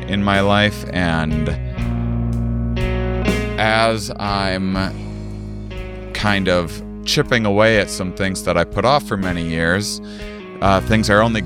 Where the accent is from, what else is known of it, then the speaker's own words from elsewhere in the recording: La Crosse, Wisconsin, United States; University of Wisconsin La Crosse in my hometown